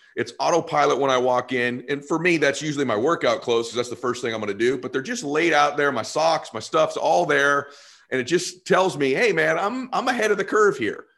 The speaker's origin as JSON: {"language": "English", "town": "Boston", "region": "Massachusetts", "country": "United States", "moved": "yes", "said": "I am from Boston originally"}